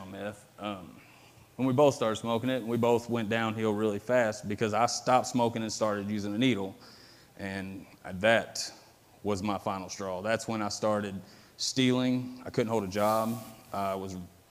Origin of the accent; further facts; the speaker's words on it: Metropolis, Illinois, United States; was born and raised here in Metropolis, Illinois.